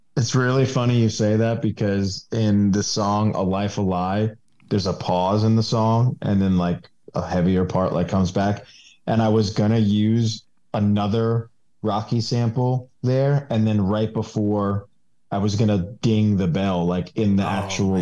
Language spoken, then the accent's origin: English; New York, United States; moved away as an adult; now in Winston-Salem, United States; I'm a transplant from New York. Um, I moved here about five years ago